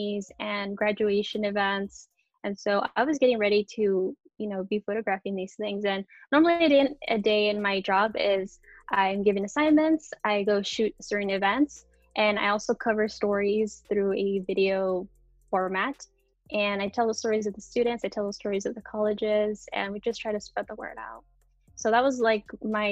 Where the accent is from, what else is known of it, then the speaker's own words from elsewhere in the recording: Oxnard, California, United States; I was born and raised in Oxnard.